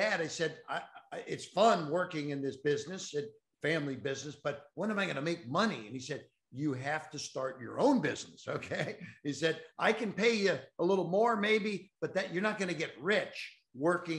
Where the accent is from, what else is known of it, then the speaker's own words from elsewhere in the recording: Cincinnati, Ohio, United States; I'm from Cincinnati